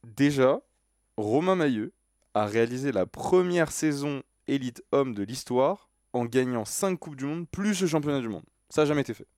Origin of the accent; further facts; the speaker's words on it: France; je suis français